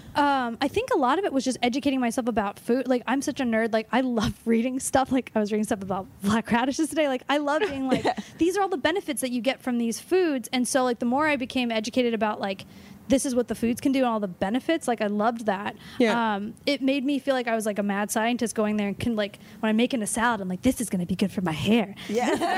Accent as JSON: {"language": "English", "town": "Los Angeles", "region": "California", "country": "United States", "said": "I'm from Los Angeles."}